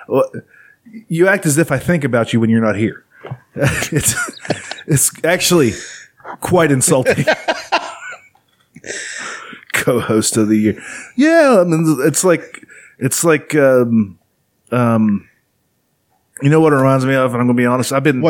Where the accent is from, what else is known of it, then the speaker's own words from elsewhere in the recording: Charleston, United States; I was born in Charleston.